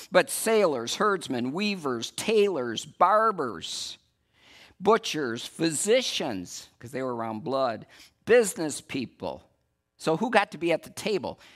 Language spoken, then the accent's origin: English; West Michigan, United States; I'm from West Michigan